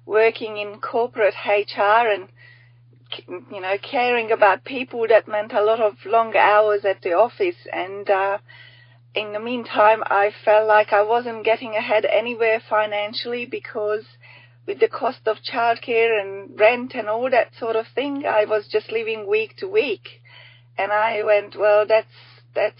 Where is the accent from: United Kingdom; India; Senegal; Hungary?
Hungary; now in Australia; I'm from Hungary originally. I'm only a token Aussie here.